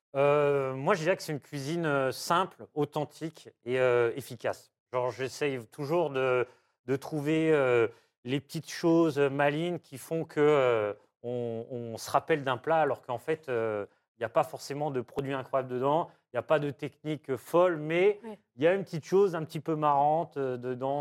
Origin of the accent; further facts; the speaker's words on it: Diou, Auvergne-Rhône-Alpes, France; ma maîtresse de, maternelle quand j'étais petit à Diou